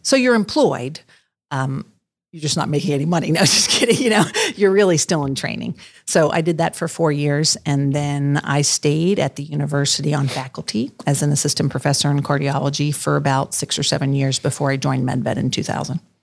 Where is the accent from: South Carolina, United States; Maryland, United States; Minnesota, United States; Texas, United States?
Maryland, United States; moved away as an adult; also born or lived in Virginia; now in Columbus, United States; I was from Maryland